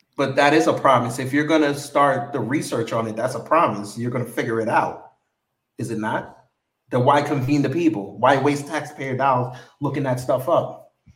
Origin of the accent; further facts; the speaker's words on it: New York, United States; now in Atlanta, United States; they know I'm from New York